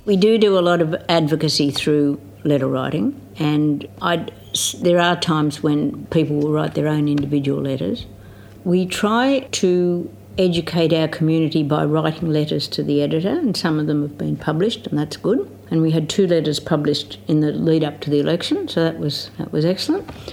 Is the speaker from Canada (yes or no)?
no; Riverina, New South Wales, Australia; also born or lived in Griffith, Australia; For the first ten years of my life I lived on a farm, wheat and sheep farm out between a little place called Grongrong and Ardlethan, out on the Newell Highway in the Riverina